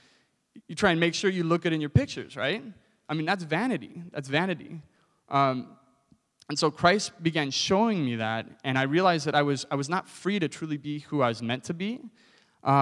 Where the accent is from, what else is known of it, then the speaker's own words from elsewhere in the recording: Southern California, United States; I grew up in Southern California, and from high school on, I was a surfer